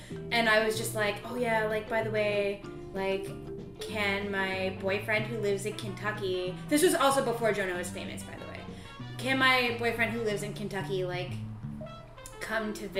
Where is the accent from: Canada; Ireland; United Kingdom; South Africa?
Canada; moved away as an adult; also born or lived in United States; I lived in Canada, I graduated high school, I moved out of my parents' house at 17